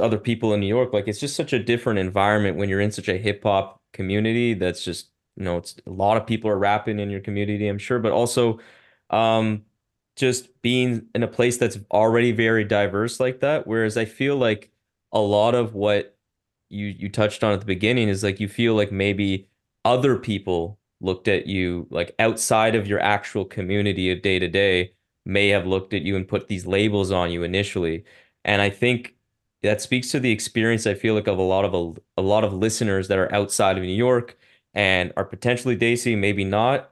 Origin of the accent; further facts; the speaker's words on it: Ottawa, Ontario, Canada; i grew up in a very white community in ottawa